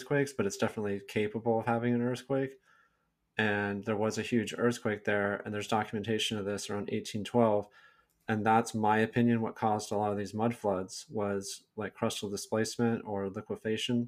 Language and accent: English; Silicon Valley, California, United States; I'm from California. I was born and raised here in Silicon Valley